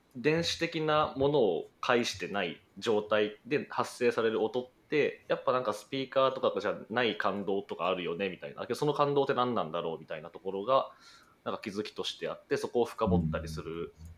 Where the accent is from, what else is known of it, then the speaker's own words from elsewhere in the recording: Kumamoto, Japan; moved away as an adult; also born or lived in Kyoto; 熊本生まれです